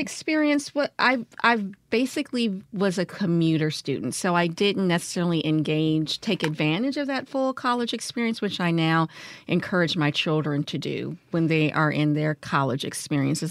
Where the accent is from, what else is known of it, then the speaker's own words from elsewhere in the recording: Washington, District of Columbia, United States; now in Jackson, United States; I grew up in Washington, D C, um, during, I would say, the era of Marion Barrie